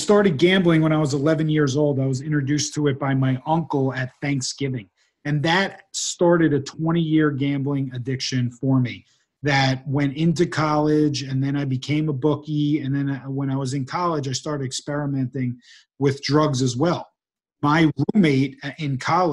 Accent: New Jersey, United States; moved away as an adult; also born or lived in New York City / Salt Lake City, Utah; now in California, United States; I grew up in New Jersey

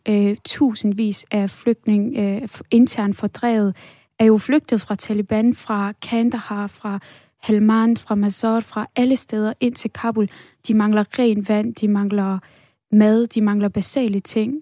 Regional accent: Denmark; da jeg voksede op her i Danmark

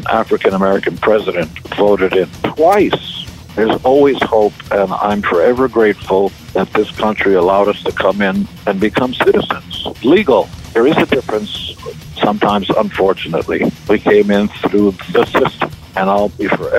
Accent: Israel; now in United States; I come from Israel, the promised land

